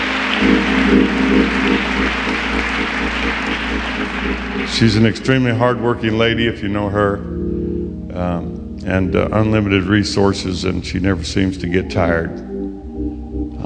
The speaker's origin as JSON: {"language": "English", "town": "Bakersfield", "region": "California", "country": "United States", "tie": "born or raised there", "moved": "yes", "lives_now": "La Grande, United States", "said": "I'm born and raised in Bakersfield, California"}